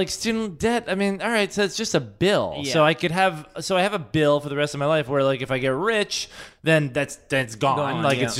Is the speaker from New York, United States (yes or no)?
yes; New York, United States; because I don't feel like you can know a city as a New Yorker.